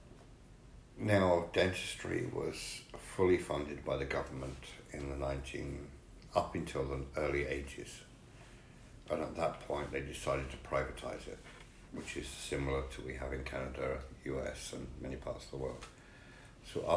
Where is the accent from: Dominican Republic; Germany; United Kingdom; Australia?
United Kingdom; England; Being an Englishman